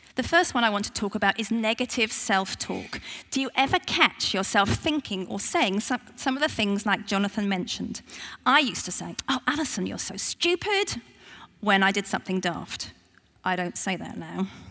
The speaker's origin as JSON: {"language": "English", "country": "United Kingdom", "said": "I'm very British"}